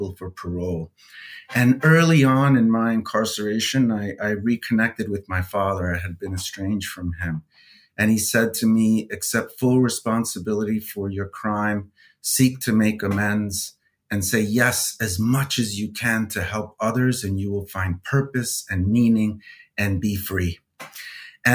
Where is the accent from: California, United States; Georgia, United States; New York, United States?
New York, United States; New York City; I grew up in New York City, raised by a single mom